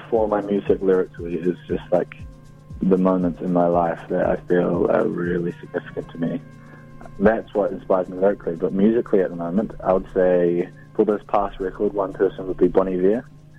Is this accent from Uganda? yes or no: no; Opoutere, Waikato, New Zealand; a place where I grew up on the Coromandel called Opotere